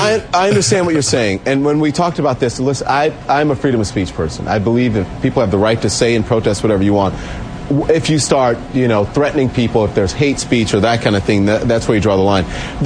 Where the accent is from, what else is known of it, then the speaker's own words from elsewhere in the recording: Louisiana, United States; Today, Roland is in my home state of Louisiana, and that's where we start.